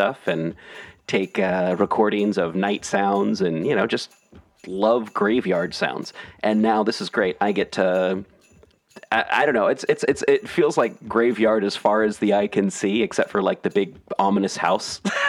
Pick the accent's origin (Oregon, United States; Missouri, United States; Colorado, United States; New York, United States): Oregon, United States; Portland; also born or lived in Eugene, Oregon; I grew up in Portland, and in my 20s, I lived over by the Lone Fir Cemetery